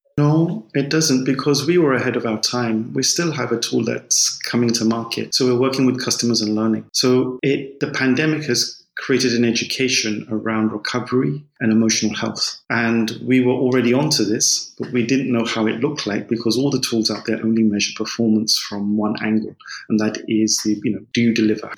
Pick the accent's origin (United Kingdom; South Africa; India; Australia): United Kingdom; London; moved away as an adult; also born or lived in Spain / Germany; I grew up in London. I'm English. I'm sure you can hear that from my voice